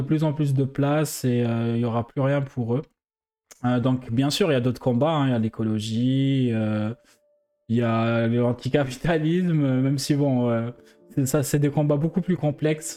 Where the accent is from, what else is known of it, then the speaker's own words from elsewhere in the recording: Algeria; now in France; en tant qu'Algérien